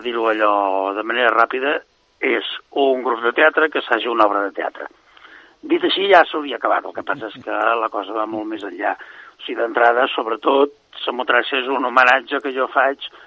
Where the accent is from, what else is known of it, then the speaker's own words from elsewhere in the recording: Vic, Catalonia, Spain; also born or lived in Barcelona; Jo sóc de Vic, però vaig estudiar allà a l'Institut del Teatre